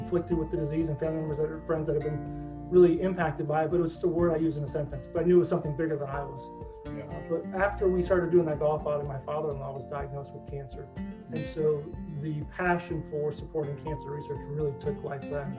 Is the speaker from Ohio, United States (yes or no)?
yes; Northwest Ohio, United States; now in Columbus, United States; I grew up in Northwest Ohio, and very involved in the community